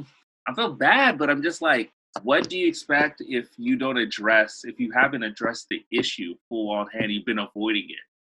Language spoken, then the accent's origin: English; Los Angeles, California, United States; So I was born in Los Angeles, born and raised in Los Angeles. I went back to Congo to bury my dad when I was 5, but I still speak and write like Lingala and read one of the languages, a little bit of Kikongo